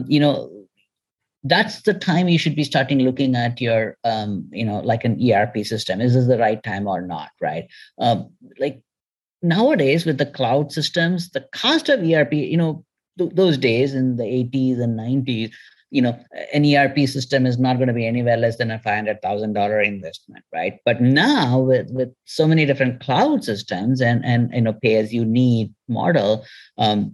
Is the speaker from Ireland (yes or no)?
no; India; moved away; also born or lived in California; I'm from India.